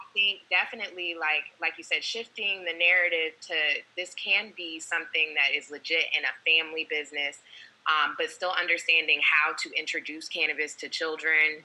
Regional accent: Maryland, United States; also born or lived in Georgia; my home state of Maryland

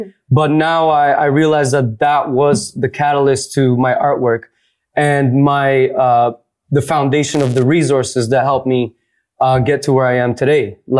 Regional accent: Toronto, Ontario, Canada; But yes, I am straight up from Toronto.

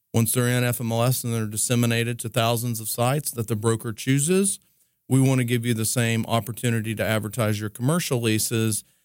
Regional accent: East Tennessee, United States; moved away; I was growing up from East Tennessee

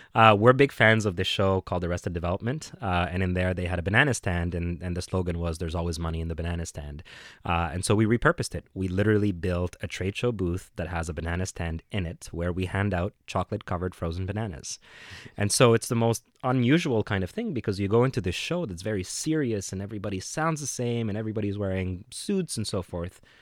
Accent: Cairo, Cairo Governorate, Egypt; also born or lived in Vietnam / Dubai / New York City; now in Canada; I had a, a, uh, a development shop in Cairo, in my hometown in Egypt

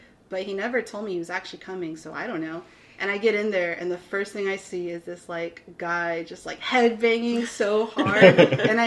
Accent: Austin, Texas, United States; now in Corpus Christi, United States; growing up in Austin

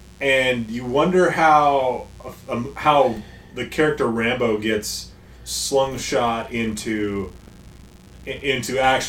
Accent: Pacific Northwest, United States; we're from the Pacific Northwest.

